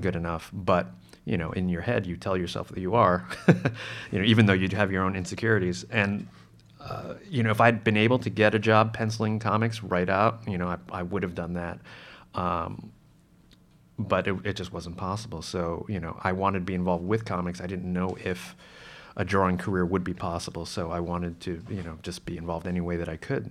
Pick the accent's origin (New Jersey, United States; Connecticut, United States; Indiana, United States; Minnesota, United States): New Jersey, United States; I grew up in Jersey